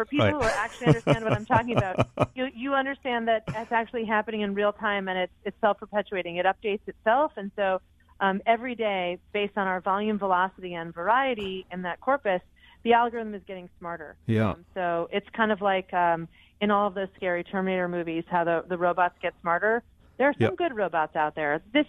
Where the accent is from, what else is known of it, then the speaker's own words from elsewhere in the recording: Connecticut, United States; the number one state for anxiety is my home state of Connecticut.